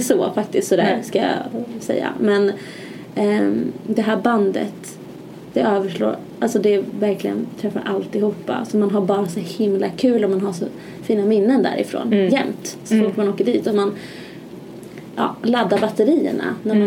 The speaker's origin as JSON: {"language": "Swedish", "town": "Malmköping", "region": "Södermanland", "country": "Sweden", "also_born_or_lived": "Gävle", "said": "Jag är från Malmköping, en liten köping utanför Stockholm, cirka en timme ungefär."}